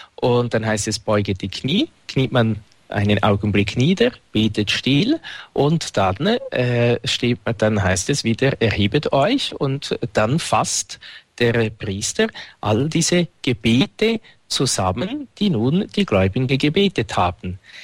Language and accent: German; Winterthur, Zurich, Switzerland; Dort, wo ich aufgewachsen bin, gibt es das Albani-Fest